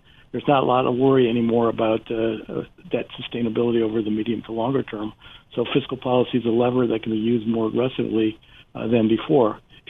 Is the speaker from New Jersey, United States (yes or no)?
yes; Cranford, New Jersey, United States; I mean, in my hometown, Cranford, New Jersey, two of the major restaurants have gone out of business.